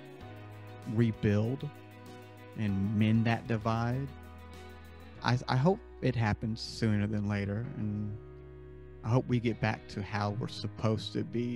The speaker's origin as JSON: {"language": "English", "region": "the South", "country": "United States", "tie": "born or raised there", "said": "I live in the South. I grew up in the South."}